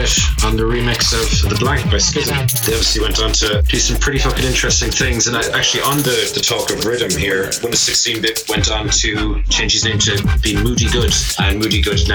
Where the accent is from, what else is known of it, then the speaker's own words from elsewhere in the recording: County Limerick, Munster, Ireland; we didn't have the English radio channels in Ireland, where I grew up in County Limerick